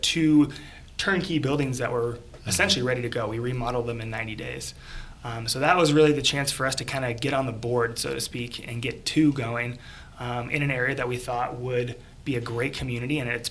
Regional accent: Oregon, United States; moved away as an adult; also born or lived in California; now in Mooresville, United States; born and raised in Oregon.

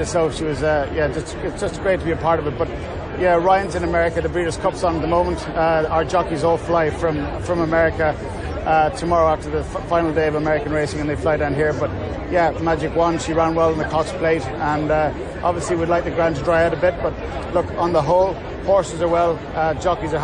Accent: Ireland; I grew up in Ireland

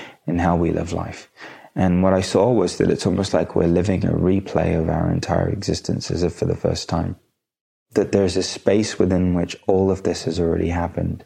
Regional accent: India; being Indian

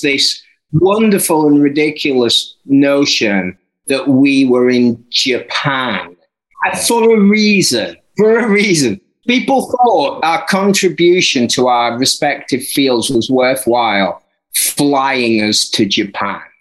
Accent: Barnsley, Yorkshire and the Humber, United Kingdom; I'm from Barnsley

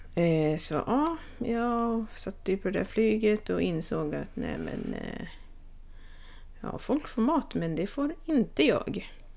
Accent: Sweden; moved away as an adult; jag flög faktiskt till mitt hemland

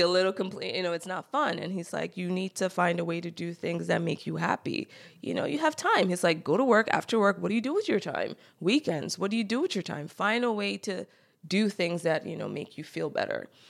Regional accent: Cameroon; moved away; also born or lived in Silver Spring, Maryland, United States; I grew up in Cameroon, while I'm not technically an immigrant, 'cause I was born in the U S

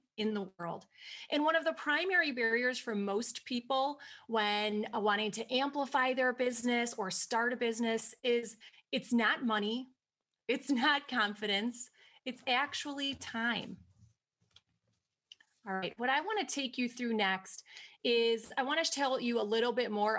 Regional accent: Wisconsin, United States; if you can't already tell by the way that I talk, I'm from Wisconsin

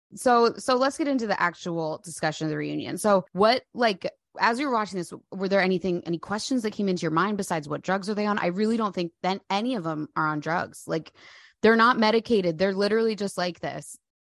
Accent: New Jersey, United States; now in Europe; you and I are both from New Jersey

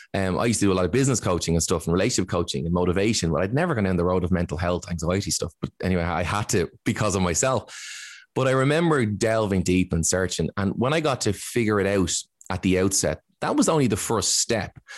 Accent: Ireland; as Irish

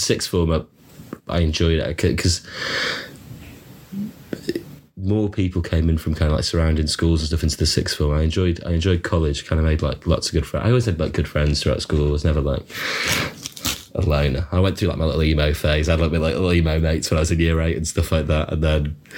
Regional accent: Hartlepool, North East England, United Kingdom; the nice school in Hartlepool

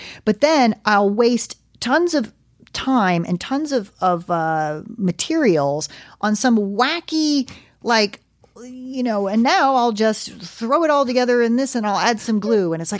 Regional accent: East Coast, United States; I'm from the East Coast. That's the difference. We call it underfloor.

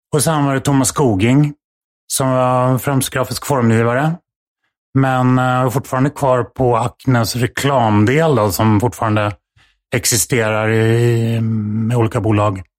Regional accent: Stockholm, Stockholm County, Sweden; Här i Stockholm, utanför eh, i Farsta.

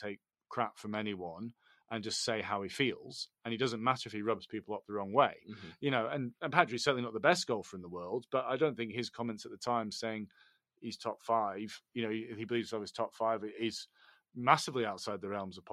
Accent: United Kingdom; us Brits

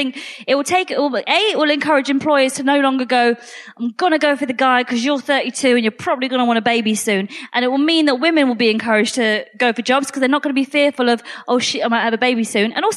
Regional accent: United Kingdom; I'm British. I'm not Polish. I'm British.

